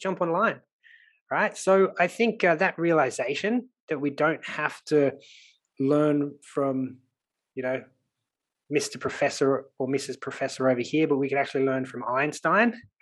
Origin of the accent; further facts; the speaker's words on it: Sydney, New South Wales, Australia; accent: Australian; you can probably tell by my accent that I'm Australian. So I grew up in Sydney